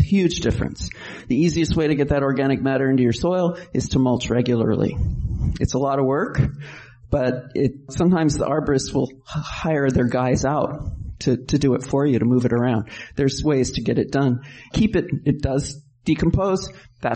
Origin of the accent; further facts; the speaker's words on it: New York, United States; now in California, United States; I'm from New York, and when I moved west, I couldn't believe that all the streets are straight